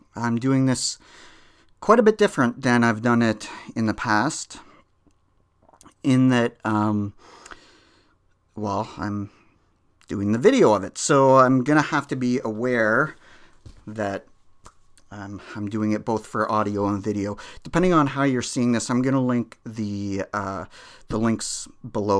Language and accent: English; Canada; I'm Canadian